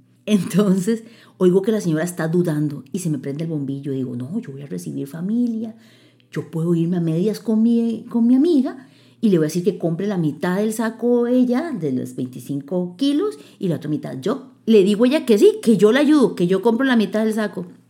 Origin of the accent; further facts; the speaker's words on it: Costa Rica; como buena tica, hablaba el español